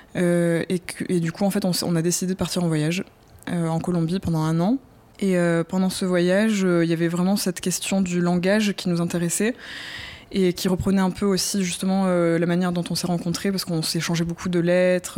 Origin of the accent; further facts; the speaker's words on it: southern France, France; je viens du sud de la France